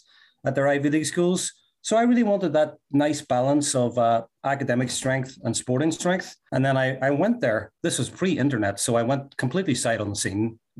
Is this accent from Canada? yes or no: no; Derry, Northern Ireland, United Kingdom; now in United States; we're both from Northern Ireland. He's from the Belfast area. I'm from the Derry, Londonderry area.